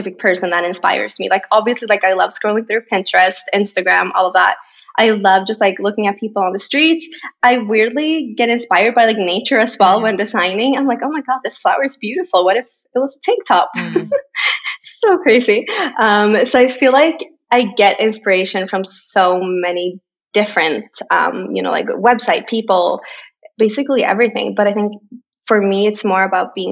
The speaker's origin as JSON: {"language": "English", "town": "Borås", "region": "Västra Götaland", "country": "Sweden", "tie": "born or raised there", "second_language": "English", "lives_now": "Stockholm, Sweden", "said": "4 hours away on the other side of Sweden is my hometown, Borås"}